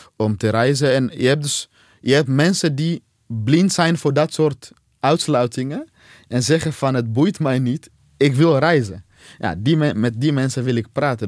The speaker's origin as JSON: {"language": "Dutch", "country": "DR Congo", "moved": "yes", "lives_now": "Netherlands", "said": "uit Congo zoals ik"}